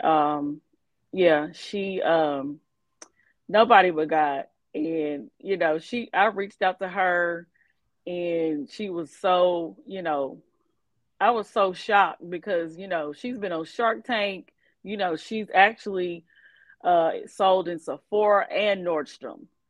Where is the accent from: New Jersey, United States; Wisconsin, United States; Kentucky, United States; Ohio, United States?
Kentucky, United States; Bowling Green; from Bowling Green, Kentucky